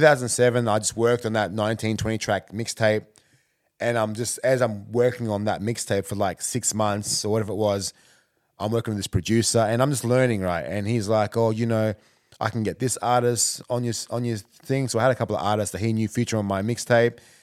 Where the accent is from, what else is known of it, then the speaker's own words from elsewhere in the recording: Canberra, Australian Capital Territory, Australia; moved away as an adult; also born or lived in Ghana; now in Melbourne, Australia; I'm from Canberra